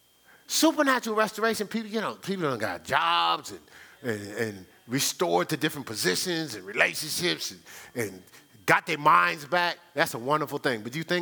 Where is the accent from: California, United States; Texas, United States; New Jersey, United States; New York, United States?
New Jersey, United States; Newark; because I grew up in Newark, New Jersey.